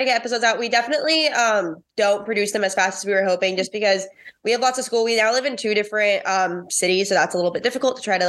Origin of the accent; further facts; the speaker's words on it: California, United States; I grew up in California, like 2 hours away from Disneyland.